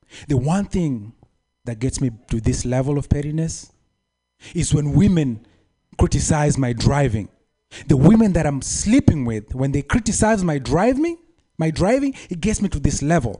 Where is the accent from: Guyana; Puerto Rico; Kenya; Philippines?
Kenya; moved away; I'm from Kenya